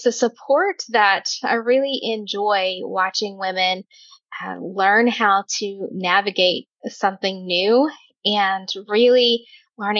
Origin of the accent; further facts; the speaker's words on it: Oklahoma, United States; I am from Oklahoma